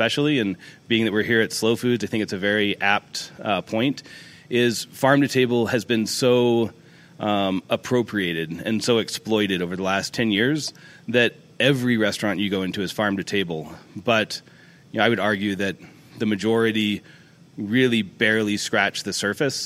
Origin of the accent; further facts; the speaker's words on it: Dallas, Texas, United States; now in Monterey, United States; I was born in Dallas, so Texas cooking is a big part of what I grew up